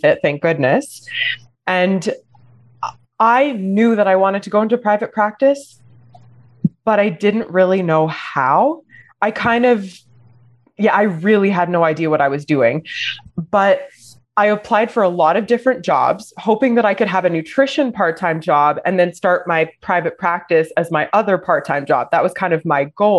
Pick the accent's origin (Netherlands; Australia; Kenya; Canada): Canada; Alberta; now in Montreal, Canada; I was born in Alberta.